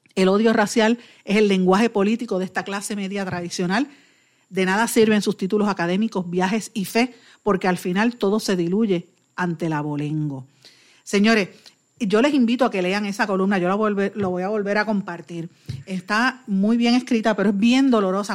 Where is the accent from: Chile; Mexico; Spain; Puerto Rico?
Puerto Rico; como puertorriqueños